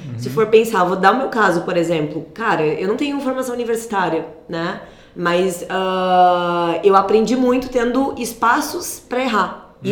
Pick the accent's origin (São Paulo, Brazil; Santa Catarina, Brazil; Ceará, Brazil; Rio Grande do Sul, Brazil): Rio Grande do Sul, Brazil; Cândido Godói; nasci em Cândido Godói, no ah, interior do Rio Grande do Sul? No interior, é quase um vilarejo, né? Fica a 30 quilômetros de Santa Rosa